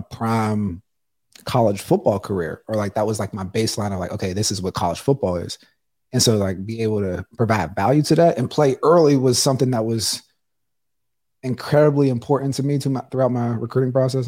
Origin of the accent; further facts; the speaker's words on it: Pittsburgh, Pennsylvania, United States; growing up in Pittsburgh